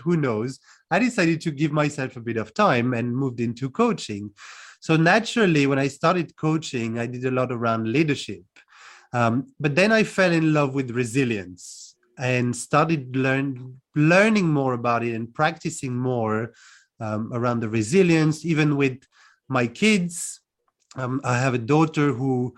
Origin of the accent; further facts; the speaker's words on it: France; moved away as an adult; also born or lived in London, United Kingdom; now in Cluj-Napoca, Romania; I'm originally from France, born and raised, and I left about 15 years ago to move to the UK first. And now I'm in Cluj-Napoca in Romania.